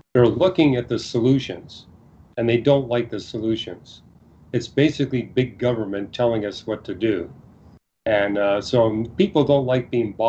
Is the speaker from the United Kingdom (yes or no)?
no; Canada; I was born and raised in Canada